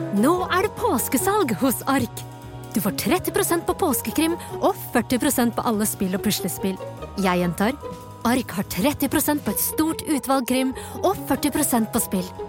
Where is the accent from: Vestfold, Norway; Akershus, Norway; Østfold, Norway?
Vestfold, Norway; Tønsberg; min hjemby